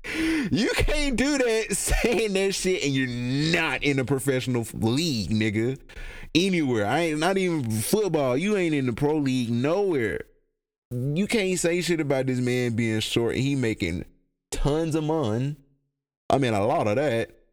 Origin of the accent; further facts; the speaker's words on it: United States; as an American